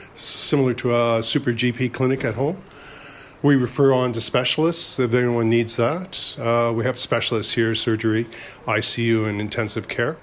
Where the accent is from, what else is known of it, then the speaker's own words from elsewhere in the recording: Canada; moved away as an adult; now in Brisbane, Australia; I'm actually a, uh, a, Canadian by birth